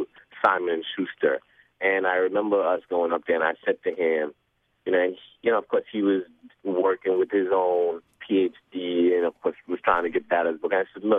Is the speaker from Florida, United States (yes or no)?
no; New York City, New York, United States; I'm from New York